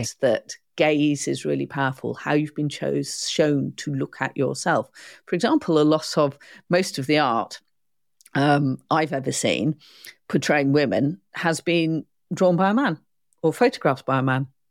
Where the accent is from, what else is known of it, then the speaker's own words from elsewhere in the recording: United Kingdom; I'm a first stroke, second generation child of immigrants. I'm not English per se. My mum's not English, my dad's not English. And marheen similarly, so whether it's been war or whether it's been economic reasons, we've arrived in the U K.